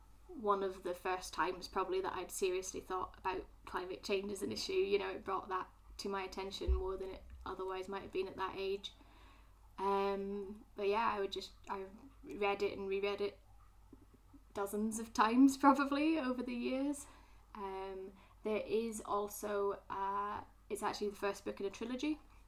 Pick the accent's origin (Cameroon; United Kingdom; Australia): United Kingdom; Scotland; moved away; also born or lived in Glasgow; I am a Scottish person